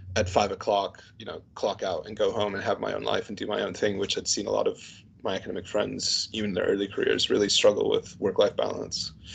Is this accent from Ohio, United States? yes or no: yes; Canton, Ohio, United States; also born or lived in St. Louis, Missouri; now in United Kingdom; I grew up in a place called Canton, Ohio, which is about 40, 50 miles south of Cleveland, Ohio.